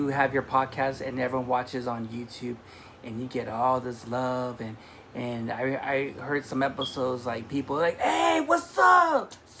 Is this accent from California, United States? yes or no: yes; Wilmington, California, United States; We're from Wilmington, California.